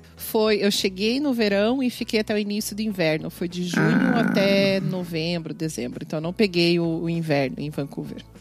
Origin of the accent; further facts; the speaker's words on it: Curitiba, Paraná, Brazil; moved away as an adult; now in Canada; Eu sou de Curitiba